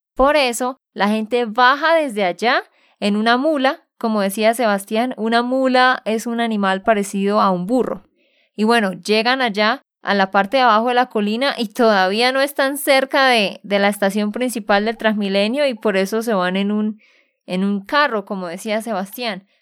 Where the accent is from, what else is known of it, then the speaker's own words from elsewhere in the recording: Santander, Colombia; de Santander, Colombia